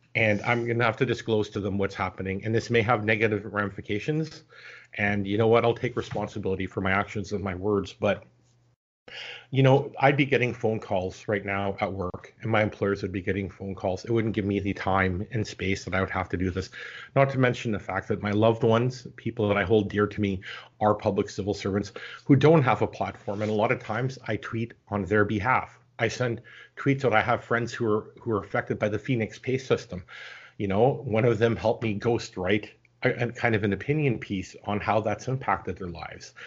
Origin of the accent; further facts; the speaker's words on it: Canada; as a Canadian citizen